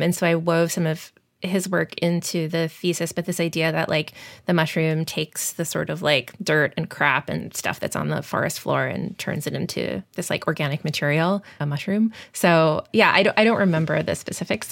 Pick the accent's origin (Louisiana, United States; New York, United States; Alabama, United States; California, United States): New York, United States; Long Island; moved away as an adult; also born or lived in Omaha; growing up on Long Island, I had such easy access to New York City